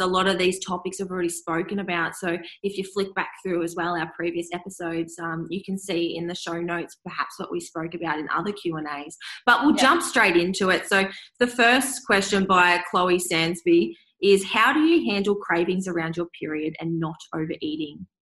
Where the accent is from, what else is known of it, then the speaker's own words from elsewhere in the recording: Swan Hill, Victoria, Australia; now in Melbourne, Australia; I'm back in my hometown of Swan Hill, which is um, sort of up the top of Victoria, country Victoria. I grew up there and moved to Melbourne